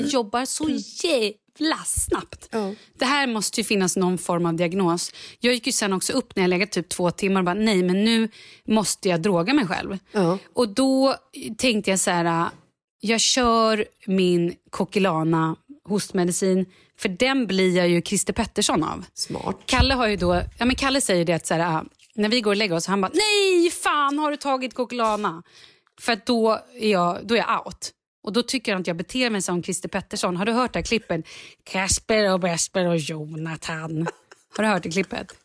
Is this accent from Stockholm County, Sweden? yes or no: yes; Vallentuna, Stockholm County, Sweden; jag är ju ändå från Vallentuna.